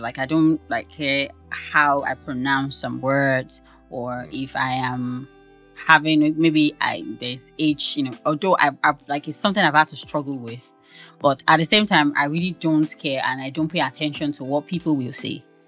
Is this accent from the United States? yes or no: no; Ibadan, Oyo, Nigeria; I'm from Ibadan now.